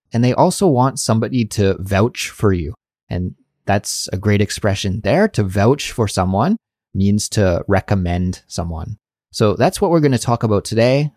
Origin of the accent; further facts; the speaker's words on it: Canada; accent: Canadian; My Canadian accent really comes out